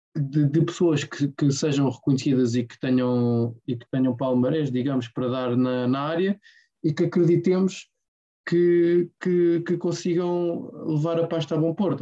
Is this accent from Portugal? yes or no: yes; Portugal; eu, como português